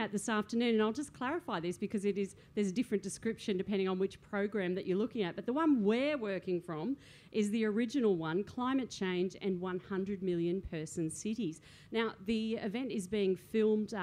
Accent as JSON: {"language": "English", "town": "Sydney", "region": "New South Wales", "country": "Australia", "said": "I'm from Sydney"}